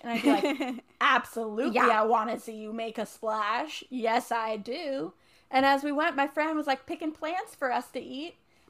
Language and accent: English; Cincinnati, United States; born or raised there; moved away